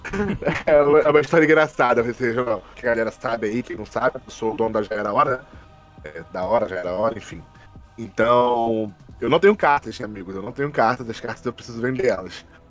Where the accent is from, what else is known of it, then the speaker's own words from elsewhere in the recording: Rio de Janeiro, Brazil; eu sou do Rio de Janeiro